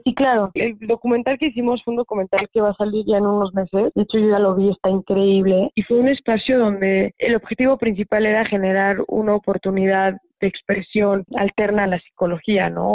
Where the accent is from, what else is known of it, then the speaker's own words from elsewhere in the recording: Mexico; pobre de mí como mexicana, que tengo que vivir de esta manera